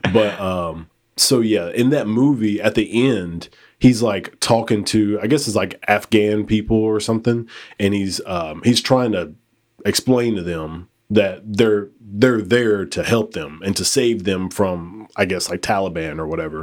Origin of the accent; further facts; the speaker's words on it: United States; I was born in America